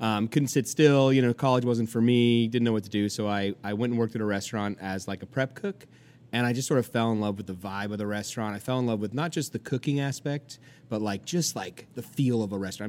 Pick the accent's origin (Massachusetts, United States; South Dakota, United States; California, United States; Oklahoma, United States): California, United States; now in New York, United States; I'm from California. You know, we're a pretty pretty liberal state